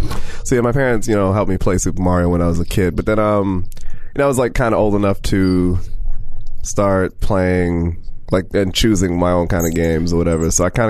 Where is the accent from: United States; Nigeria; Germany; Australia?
United States; Bronx, New York; I'm from the Bronx.